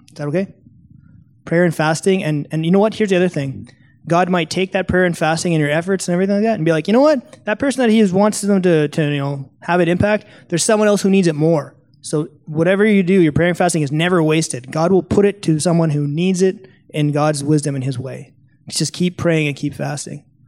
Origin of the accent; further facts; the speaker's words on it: Canada; I'm from Canada